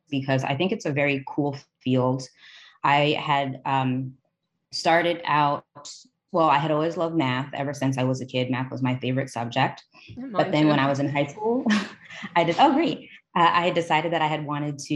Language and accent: English; Teaneck, New Jersey, United States; moved away as an adult; also born or lived in Maryland; I was born and raised in Teaneck, New Jersey